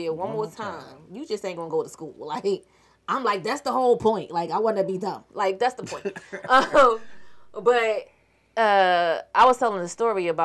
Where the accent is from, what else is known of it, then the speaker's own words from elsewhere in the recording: Philadelphia, Pennsylvania, United States; I am from Philadelphia, Pennsylvania.